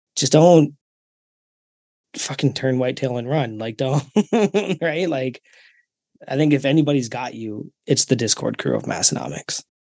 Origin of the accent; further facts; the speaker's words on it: Canada; I'm Canadian